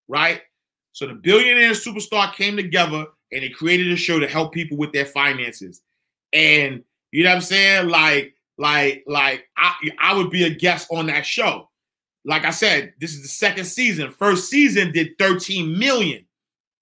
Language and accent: English; New York City, New York, United States; I'm from 129th Street and 8th Avenue. I am from the St. Nicholas Housing Projects.